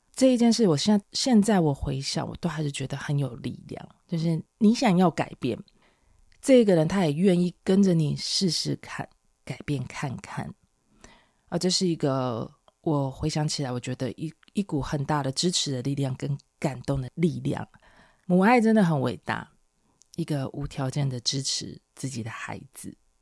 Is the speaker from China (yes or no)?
no; Taiwan; 我是台湾人